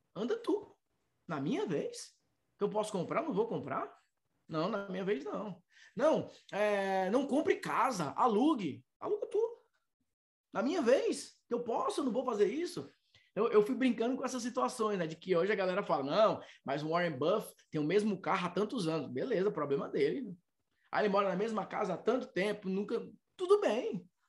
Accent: Fortaleza, Ceará, Brazil; a minha cidade natal é Fortaleza

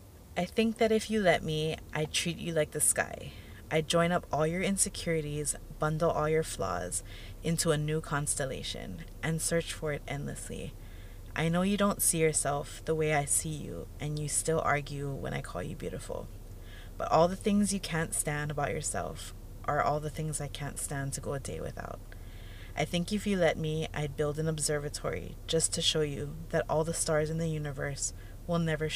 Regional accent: Hawaii, United States; Even being Native Hawaiian, yes.

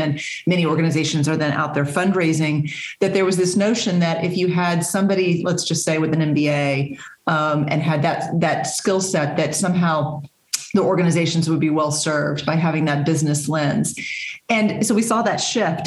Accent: Texas, United States; moved away as an adult; now in Massachusetts, United States; I was born and raised in Texas

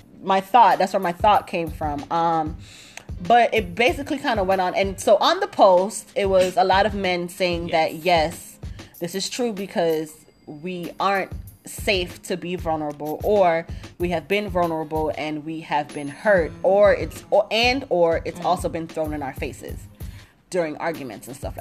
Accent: Jamaica; I'm Jamaican

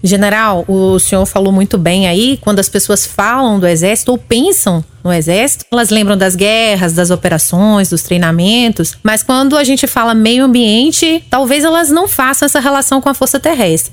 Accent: Northeast Region, Brazil; Eu sou do Nordeste

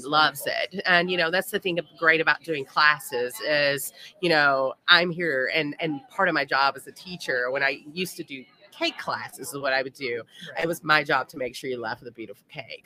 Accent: Louisville, Kentucky, United States; I am from Louisville.

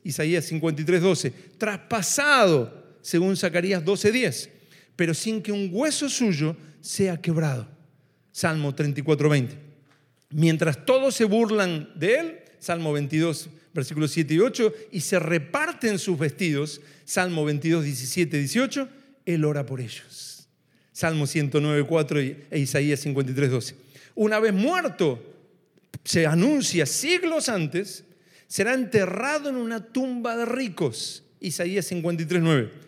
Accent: Argentina

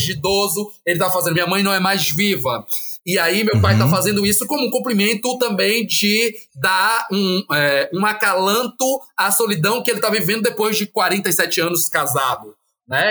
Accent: Feira de Santana, Bahia, Brazil; a cidade de Feira Santana, de onde eu sou oriundo

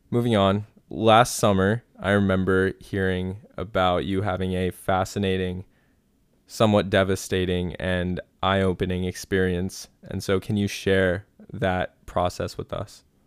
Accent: Centerville, Ohio, United States; my hometown is Centerville, Ohio

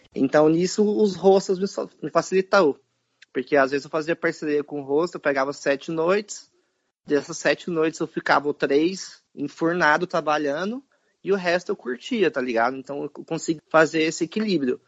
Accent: Brazil; a gente é brasileiro

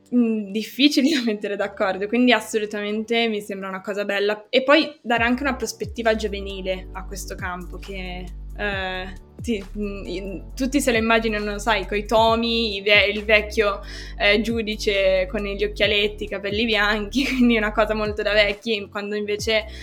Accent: Genoa, Liguria, Italy; da genovese ti confermo che ogni tanto quando vai a Ponente, tipo senza cambiare città, quindi sempre a Genova, io sono del Levante

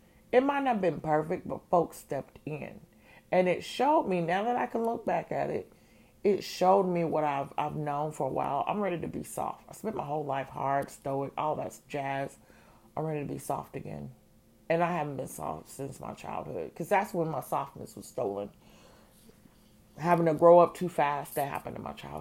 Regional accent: Georgia, United States; moved away as an adult; also born or lived in Chicago; Georgia born, Georgia bred, Georgia returned.

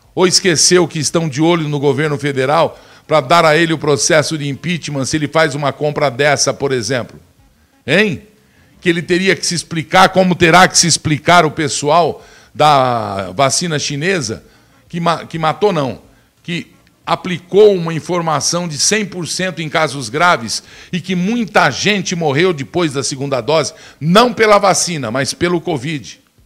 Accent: Brazil; nós somos brasileiros

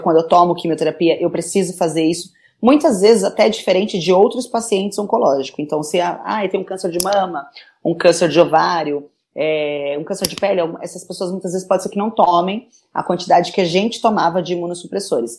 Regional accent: São Paulo, Brazil; sou daqui da cidade de São Paulo

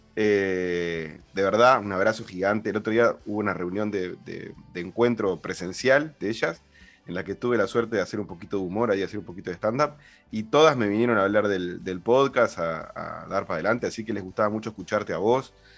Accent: Uruguay; los uruguayos hablamos en un español como muy para dentro

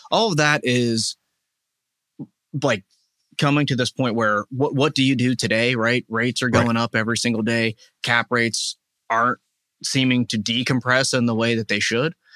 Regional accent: Wexford, Pennsylvania, United States; I am from Wexford. So grew yeah. up here

